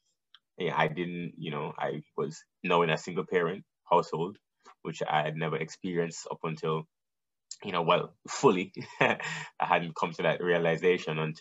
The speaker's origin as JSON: {"language": "English", "town": "Kingston", "country": "Jamaica", "tie": "born or raised there", "also_born_or_lived": "New Jersey", "moved": "yes", "said": "I'm from Jamaica, Kingston, Jamaica. Mm-hmm. I was born and raised there"}